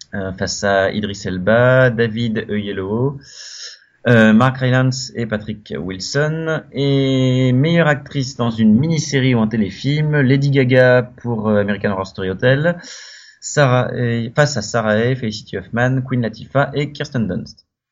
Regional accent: Brittany, France; je suis breton

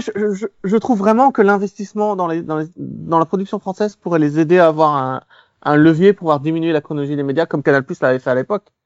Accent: Belgium; je suis belge

